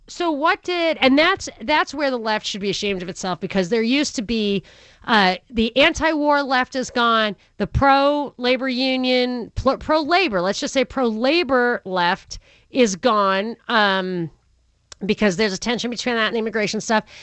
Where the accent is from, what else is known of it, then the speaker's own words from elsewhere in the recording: New York, United States; growing up in New York